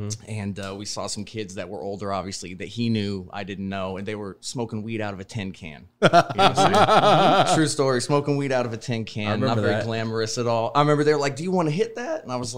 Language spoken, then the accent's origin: English; Texas, United States; also born or lived in Iowa; I was born in Iowa and then I grew up mostly in Texas.